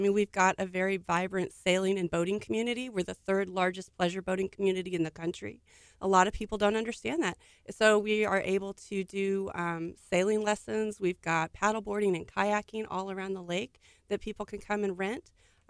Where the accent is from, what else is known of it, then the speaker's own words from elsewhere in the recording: Colorado, United States; moved away; I am a transplant. I am a military brat, so I grew up in Colorado. And moved all over the place and then ended up here about 13 years ago.